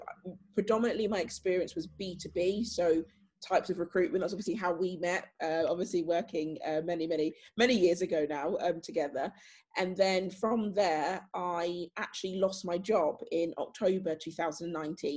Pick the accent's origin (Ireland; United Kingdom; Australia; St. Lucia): United Kingdom; Northamptonshire, East Midlands; I'm from Northamptonshire